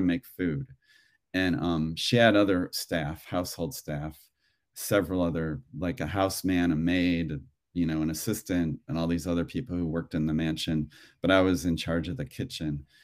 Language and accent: English; Cleveland, Ohio, United States; now in Los Angeles, United States; I grew up in Ohio, in Cleveland